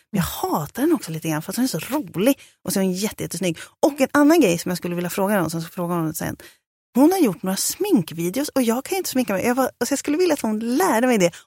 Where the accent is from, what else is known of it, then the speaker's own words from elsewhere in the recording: Sörmland, Södermanland, Sweden; also born or lived in Valla; now in Stockholm, Sweden; jag är från Sörmland